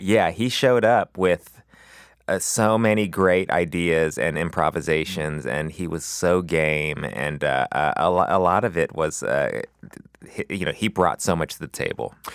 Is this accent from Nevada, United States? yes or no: no; Los Angeles, California, United States; I grew up in West L